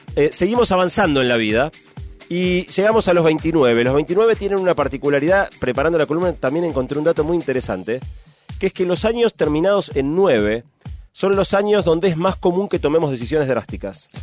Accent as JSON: {"language": "Spanish", "country": "Argentina", "said": "viajar siendo argentino"}